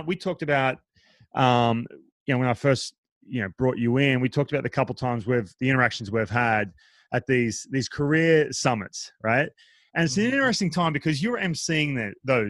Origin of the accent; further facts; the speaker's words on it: Australia; moved away; I grew up in Australia